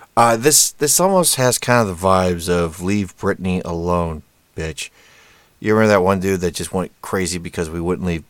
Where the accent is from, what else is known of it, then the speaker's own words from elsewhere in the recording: Indianapolis, Indiana, United States; My hometown, Indianapolis